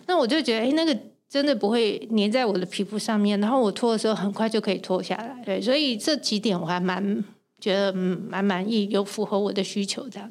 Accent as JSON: {"language": "Chinese", "country": "Taiwan", "said": "加上我一个台湾人"}